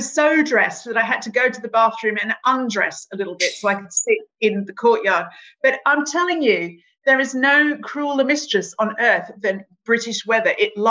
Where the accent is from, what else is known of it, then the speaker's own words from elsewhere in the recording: Australia; now in United Kingdom; I'm the Australian and I'm the one not falling for this anymore in Britain?